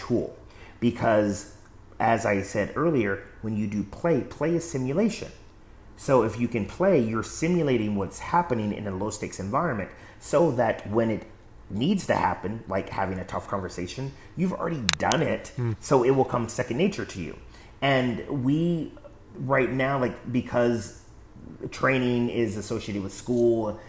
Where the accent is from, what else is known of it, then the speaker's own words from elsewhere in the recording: West Coast, United States; I grew up in the West Coast, so the earthquake drills and stuff like that.